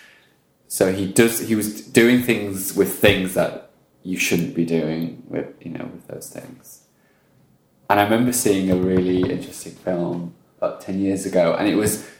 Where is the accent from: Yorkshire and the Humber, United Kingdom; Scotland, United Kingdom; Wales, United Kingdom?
Wales, United Kingdom; Welsh; now in Australia; I am Welsh